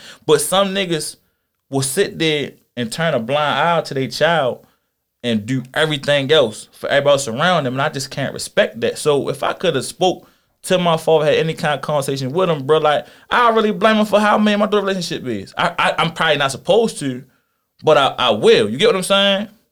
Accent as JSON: {"language": "English", "town": "Philadelphia", "region": "Pennsylvania", "country": "United States", "tie": "born or raised there", "said": "I was born in Philly"}